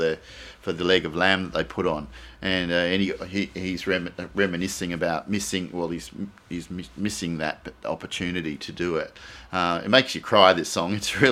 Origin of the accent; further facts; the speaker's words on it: Australia; Generally, I love Australian songs because I identify as Australian. It's probably my strongest identity. As you know, I'm part of this country.